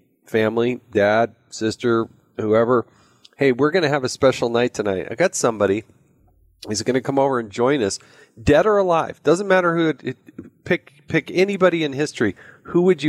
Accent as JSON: {"language": "English", "region": "Utah", "country": "United States", "said": "I happen to be from Utah"}